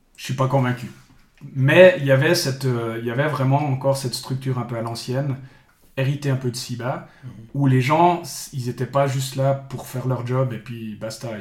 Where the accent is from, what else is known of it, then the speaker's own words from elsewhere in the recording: Bulle, Fribourg, Switzerland; je viens de, de Bulle, mhm. euh, grande ville du sud du canton de Fribourg. donc, j'ai tout le temps grandi à, à, Bulle